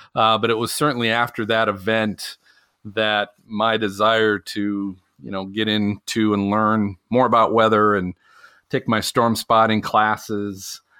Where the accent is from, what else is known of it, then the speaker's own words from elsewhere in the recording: Minnesota, United States; growing up in Minnesota